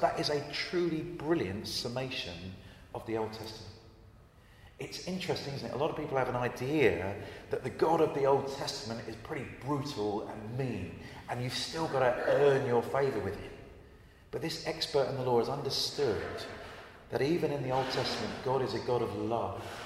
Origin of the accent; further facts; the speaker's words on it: Brighton, South East England, United Kingdom; I grew up in Brighton uh, on the south coast.